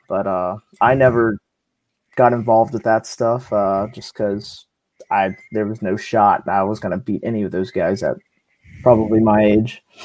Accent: San Antonio, Texas, United States; I'm from San Antonio, Texas, so down south

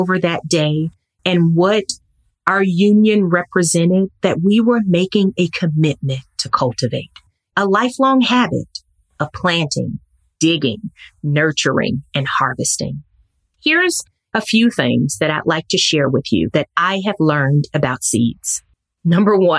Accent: Mississippi, United States; my hometown in Mississippi

